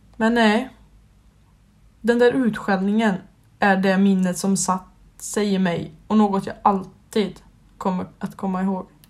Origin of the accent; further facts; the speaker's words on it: Skövde, Västra Götaland, Sweden; Jag är uppväxt i Skövde och har även bott där i hela mitt liv